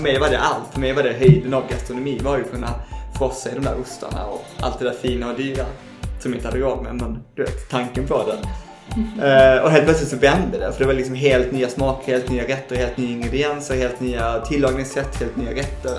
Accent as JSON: {"language": "Swedish", "town": "Malmö", "region": "Skåne", "country": "Sweden", "tie": "born or raised there", "moved": "as an adult", "lives_now": "Stockholm, Sweden", "said": "jag är från Malmö. uh, precis, ute i en förort som heter Kirseberg"}